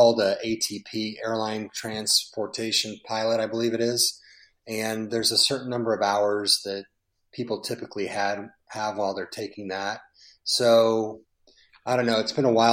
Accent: San Diego, California, United States; San Diego, my hometown

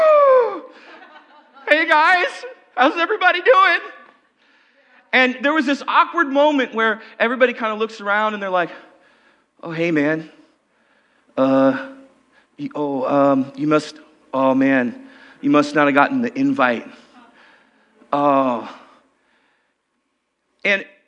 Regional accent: Okanogan, Washington, United States; When I was about 13 years old, I was growing up in Okanagan, Washington

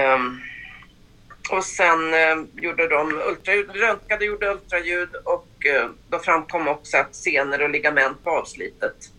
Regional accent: Stockholm, Stockholm County, Sweden; now in Mullsjö, Sweden; Jag är född i Stockholm mm. men eh, flyttade därifrån 84 ner till Mullsjö

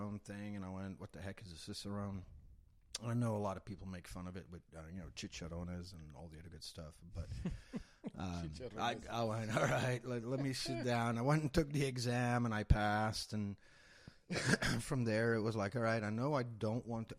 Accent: Belgium; moved away as an adult; now in Texas, United States; I'm from Belgium, born and raised in Belgium

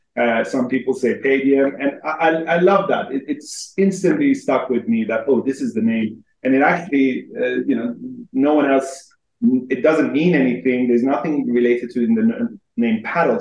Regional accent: Helsingborg, Skåne, Sweden; moved away as an adult; also born or lived in Iran; now in London, United Kingdom; I am originally Iranian, but I grew up in Sweden since uh, the age of two

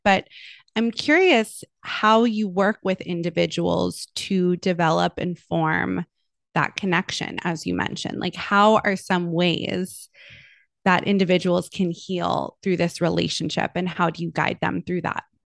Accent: Los Angeles, California, United States; I grew up in Los Angeles

